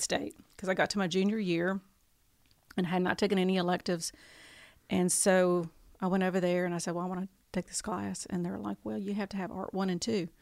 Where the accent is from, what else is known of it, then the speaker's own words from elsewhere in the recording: Tupelo, Mississippi, United States; I moved here when I was ten